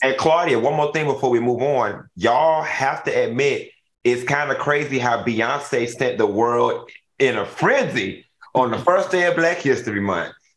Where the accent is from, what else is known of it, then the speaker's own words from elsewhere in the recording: Miami, Florida, United States; I'm from Miami